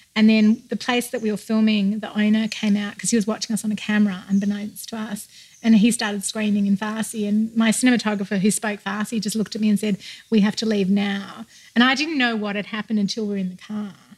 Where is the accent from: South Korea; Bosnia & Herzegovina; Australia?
Australia; now in United States